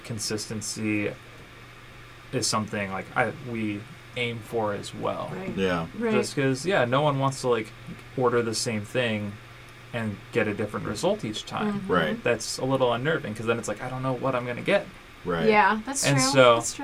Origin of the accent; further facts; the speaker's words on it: Omaha, Nebraska, United States; moved away as an adult; also born or lived in Frederick, Colorado; now in Columbus, United States; I was born and raised in Nebraska